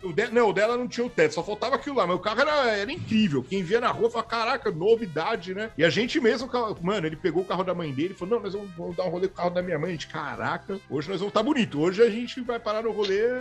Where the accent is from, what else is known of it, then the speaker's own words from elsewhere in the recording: Guarulhos, São Paulo, Brazil; essa foi a minha infância aqui no, em Guarulhos